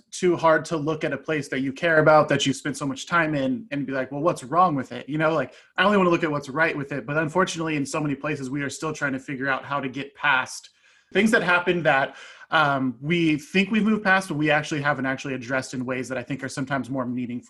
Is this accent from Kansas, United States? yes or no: yes; Lawrence, Kansas, United States; I grew up here in Lawrence